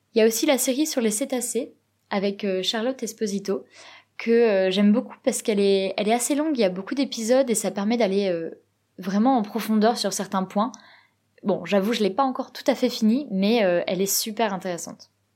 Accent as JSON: {"language": "French", "region": "Provence-Alpes-Côte d'Azur", "country": "France", "moved": "as an adult", "lives_now": "Norway", "said": "je suis originaire du sud-est de la France, plus exactement de Provence"}